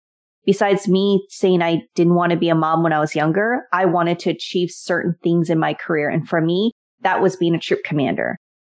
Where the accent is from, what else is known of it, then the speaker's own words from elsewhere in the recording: Puyallup, Washington, United States; now in Washington DC-Baltimore Area, United States; So I grew up in Puyallup, Washington. For those that have ever been stationed at Joint Base Lewis-McChord, and then if you're kind of older generation, you would know it as Fort Lewis. It's actually just outside of that area in the suburbs, if you want to say.